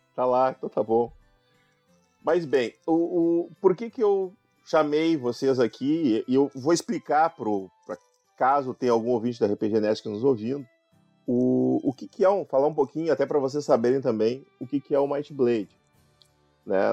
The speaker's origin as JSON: {"language": "Portuguese", "area": "Gaúcho", "region": "Rio Grande do Sul", "country": "Brazil", "said": "eu sou gaúcho"}